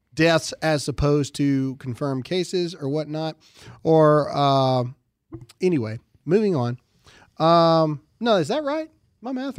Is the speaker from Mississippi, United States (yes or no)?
yes; Mississippi, United States; Mississippi, my home state